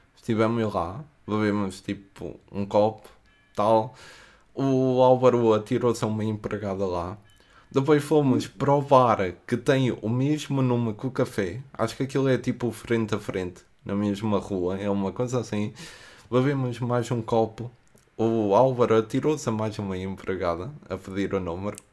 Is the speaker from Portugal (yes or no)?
yes; Coimbra, Centro, Portugal; eu venho de Coimbra